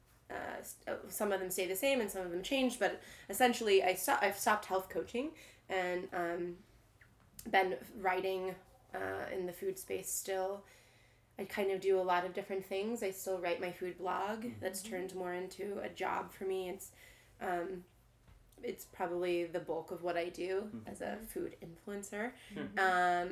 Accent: East Coast, United States; moved away as an adult; also born or lived in Philadelphia; now in St. Louis, United States; I'm originally from the East Coast

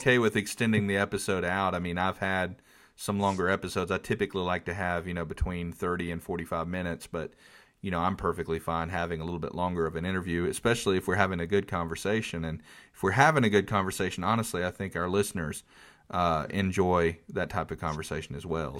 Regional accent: North Carolina, United States; I'm from North Carolina. We're in the Bible Belt

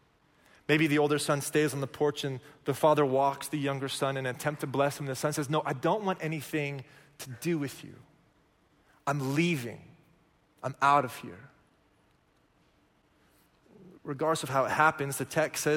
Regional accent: Oklahoma, United States; moved away; I'm from Oklahoma

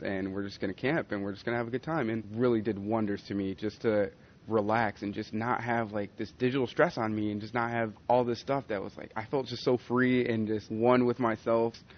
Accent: Colorado, United States; I'm from Colorado

